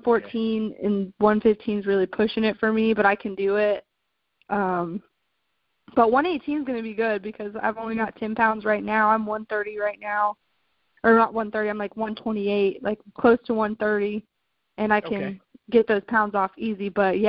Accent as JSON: {"language": "English", "town": "Albuquerque", "region": "New Mexico", "country": "United States", "tie": "born or raised there", "also_born_or_lived": "Florida / South Carolina", "moved": "as an adult", "said": "I was born in Florida, and I had moved to South Carolina when I was around 8 or 9. And then I moved from South Carolina to Albuquerque, New Mexico, where I lived until I was 19 years old."}